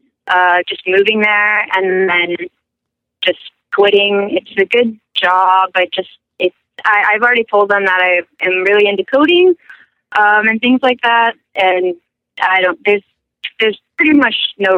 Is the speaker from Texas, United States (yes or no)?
yes; Denton, Texas, United States; moved away as an adult; also born or lived in Seattle; I'm from Denton, Texas, so I went to school there